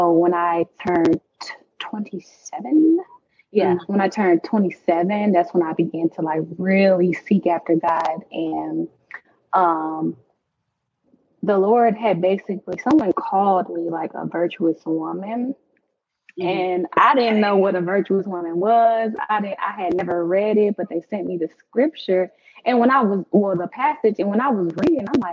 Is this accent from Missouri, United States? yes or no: yes; St. Louis, Missouri, United States; I'm from St. Louis